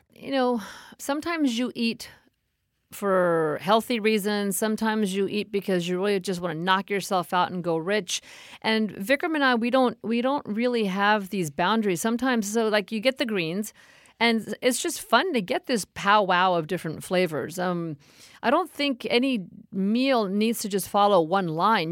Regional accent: India; within India

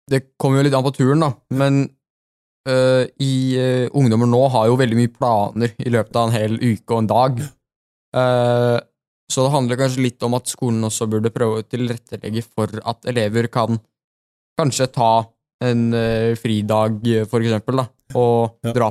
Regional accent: Oslo, Norway; Men det er absolutt veldig mange fine turer i løpet av Eller i nærheten av uh, Oslo. Mm. der vi kommer fra.

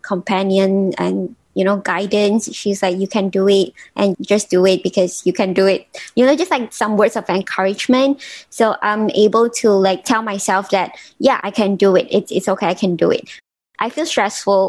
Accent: Malaysia; also born or lived in New York; I'm originally from Malaysia, but I'm actually now supposed to like base in New York

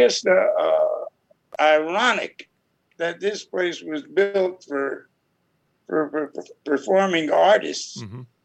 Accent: Newark, New Jersey, United States; I was born in Newark

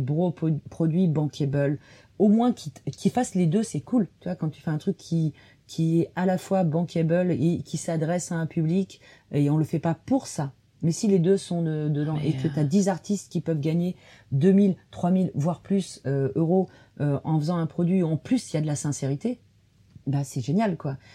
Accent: Dordogne, Périgord, Nouvelle-Aquitaine, France; je viens de Dordogne, Périgord.

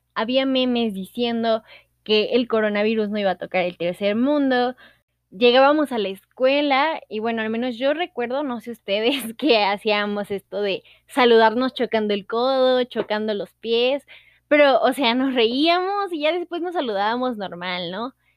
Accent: Veracruz, Mexico; now in Mexico City, Mexico; vivo en la Ciudad de México, soy de Veracruz

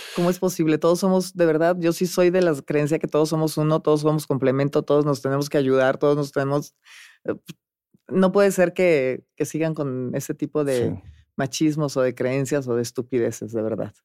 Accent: Monterrey, Nuevo León, Mexico; moved away; yo vivía en Monterrey, nací en Monterrey, Nuevo León

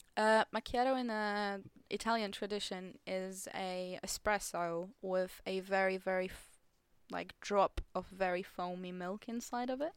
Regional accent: Poland; English is a second language; moved away as an adult; now in England; the only job available in my hometown at the moment in Poland

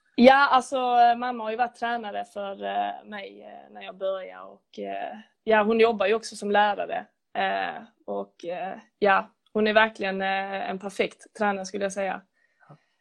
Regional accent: Lödde, Skåne, Sweden; moved away as an adult; now in Lund, Sweden; jag är från Lödde från början

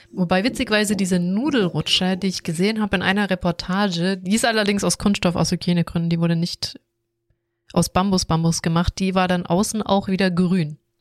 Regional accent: Swabia, Germany; ich komme aus Schwabenland

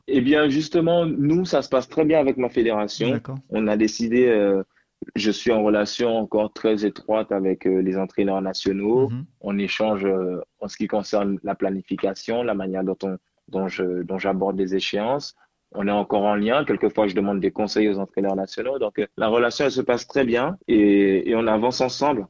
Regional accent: Guadeloupe; now in France; je suis de Guadeloupe.

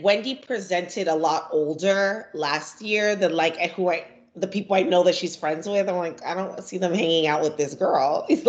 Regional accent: Nigeria; now in United States; being Nigerian in the DMV area, especially being Igbo

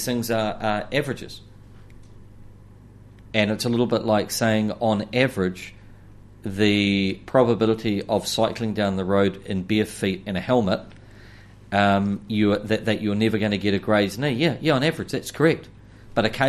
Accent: Clive, Hawke's Bay, New Zealand; as a child, I grew up at in Clive, just opposite the turn off to Whakatū

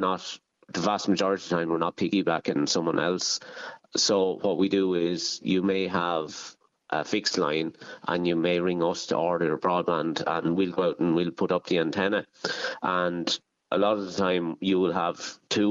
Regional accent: Ireland; Kyle Nearn GAA club, which is my hometown club

